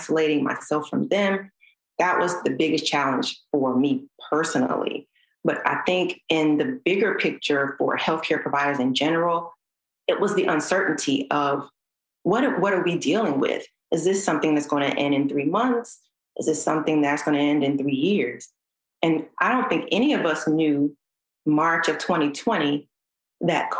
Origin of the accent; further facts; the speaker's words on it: Georgia, United States; Born and raised in Georgia